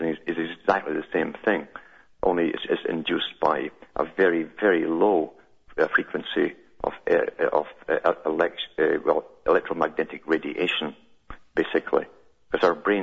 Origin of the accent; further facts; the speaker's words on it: United Kingdom; when I was growing up in Britain